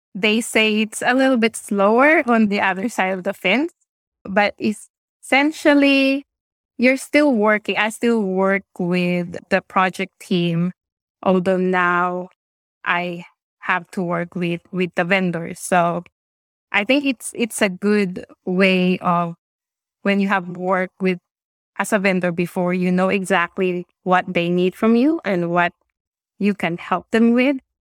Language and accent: English; Philippines; moved away as an adult; also born or lived in Singapore / New Zealand; now in Wellington, New Zealand; I now live in New Zealand, but I'm originally from the Philippines